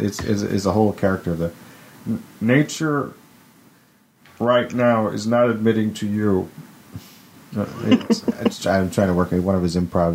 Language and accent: English; California, United States; I'm from California. We try a lot of weird shit out here.